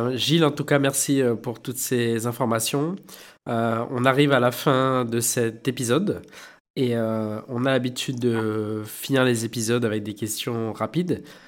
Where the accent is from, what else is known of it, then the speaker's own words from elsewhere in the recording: Réunion; chez nous à La Réunion, on dit euh, tipa tipa